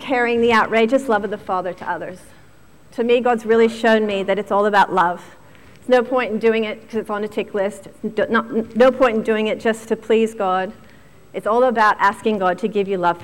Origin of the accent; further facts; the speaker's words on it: Virginia, United States; moved away; I grew up in Virginia, which is just outside of Washington, D.C.